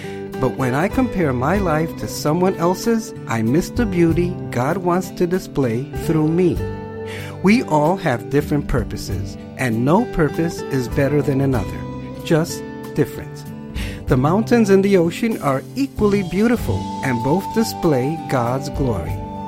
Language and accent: English; Colorado, United States; I grew up in Colorado and had never seen the ocean up close.